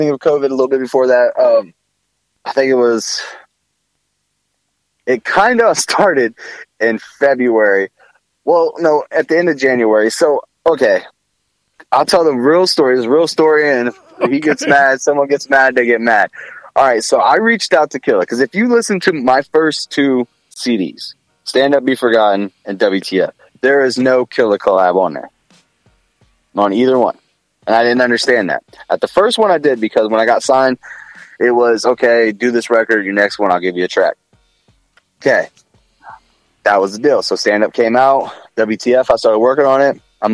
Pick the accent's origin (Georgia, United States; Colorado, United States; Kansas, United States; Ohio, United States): Ohio, United States; Columbus; I'm from Columbus